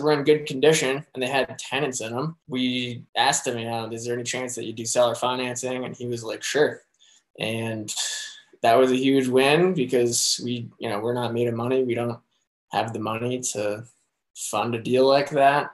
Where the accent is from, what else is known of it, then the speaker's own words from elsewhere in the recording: New Hampshire, United States; moved away as an adult; now in Colorado, United States; I was born and bred in New Hampshire. I grew up there and lived there until I was 22